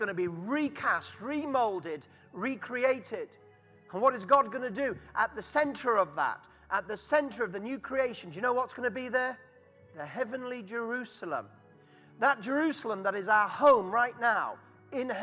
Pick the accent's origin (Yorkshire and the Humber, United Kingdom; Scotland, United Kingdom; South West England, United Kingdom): Yorkshire and the Humber, United Kingdom; Harrogate; accent: Yorkshire; moved away as an adult; now in London, United Kingdom; And Harrogate is my hometown.